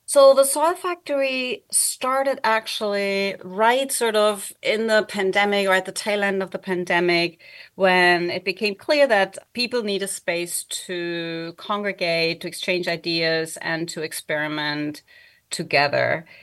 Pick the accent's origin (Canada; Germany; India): Germany; English is a second language; moved away; I also don't live in Germany where I was born and grew up